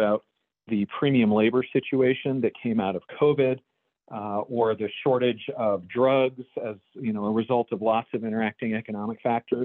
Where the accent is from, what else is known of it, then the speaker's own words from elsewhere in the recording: Dallas, Texas, United States; moved away as an adult; now in Baltimore, United States; Dallas, my hometown, and came up to Baltimore